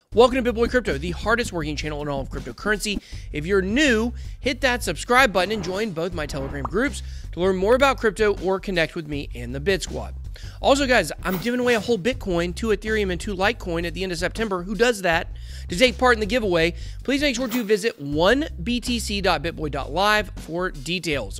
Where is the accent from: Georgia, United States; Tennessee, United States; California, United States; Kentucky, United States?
Georgia, United States; Atlanta; I'm from Atlanta